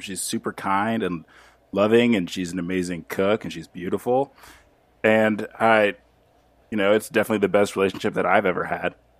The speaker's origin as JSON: {"language": "English", "town": "Los Angeles", "region": "California", "country": "United States", "said": "I'm from L A, uh, or, or California"}